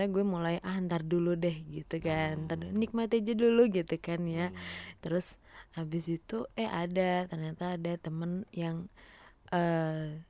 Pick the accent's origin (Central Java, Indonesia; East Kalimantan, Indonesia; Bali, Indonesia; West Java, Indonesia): Central Java, Indonesia; dia itu asalnya dari daerah gue maksudnya dari dari Jawa gitu dari dari daerah Soloan gitu